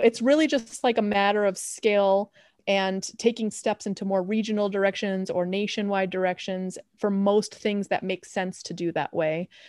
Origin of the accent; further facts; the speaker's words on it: Chicago, Illinois, United States; I'm from Chicago.